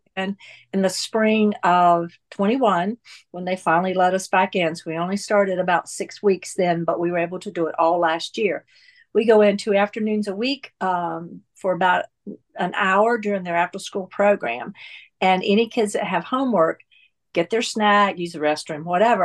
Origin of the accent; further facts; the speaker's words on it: North Carolina, United States; moved away as an adult; now in Atlanta, United States; I was born and raised in North Carolina and came to, uh, Atlanta in nineteen eighty-three when my husband and I got married